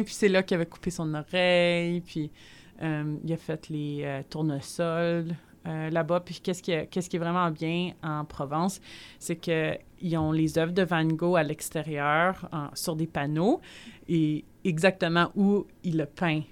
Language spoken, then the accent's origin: French; Montreal, Quebec, Canada; also born or lived in Gatineau; je suis née à Montréal